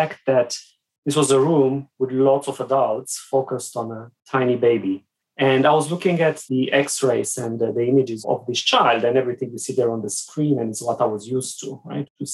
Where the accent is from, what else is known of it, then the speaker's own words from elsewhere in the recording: Sibiu, Sibiu County, Romania; moved away as an adult; I grew up in Romania behind the Iron Curtain many years ago